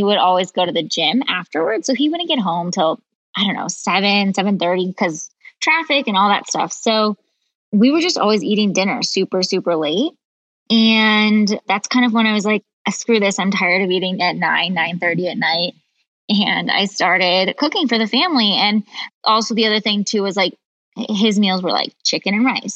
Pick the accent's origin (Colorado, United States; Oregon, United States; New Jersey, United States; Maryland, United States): Colorado, United States; also born or lived in Ohio; we moved to Colorado when I was in sixth grade